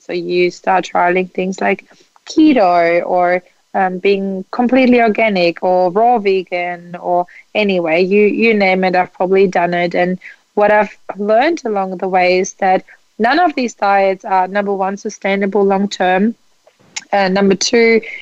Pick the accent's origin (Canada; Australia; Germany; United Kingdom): Germany; moved away; I grew up in Germany